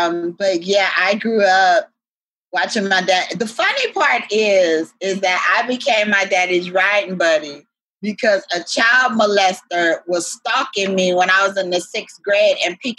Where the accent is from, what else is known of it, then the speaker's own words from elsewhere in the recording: Altadena, California, United States; now in Brooklyn, United States; I grew up in Altadena, California. And it was very, very free. We didn't lock our doors or nothing like that.